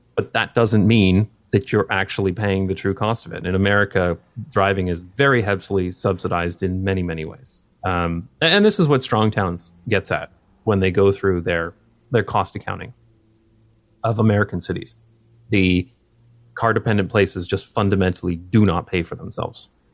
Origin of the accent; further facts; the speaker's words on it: London, Ontario, Canada; moved away; growing up in London, Ontario, Canada